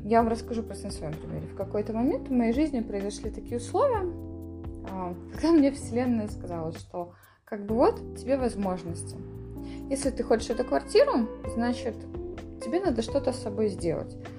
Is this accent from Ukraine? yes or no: no; Borovukha, Vitebsk Region, Belarus; в Боровухе, в которой я выросла